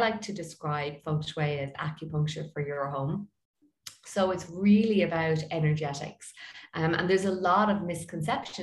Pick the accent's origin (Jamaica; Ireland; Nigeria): Ireland; I'm from Ireland and I am a feng shui expert